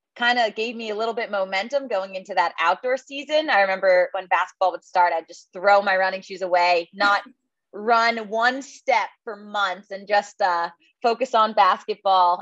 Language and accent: English; Tenafly, New Jersey, United States; moved away as an adult; also born or lived in Chapel Hill, North Carolina / Washington, District of Columbia, United States; now in Charlottesville, United States; I grew up in Tenafly, New Jersey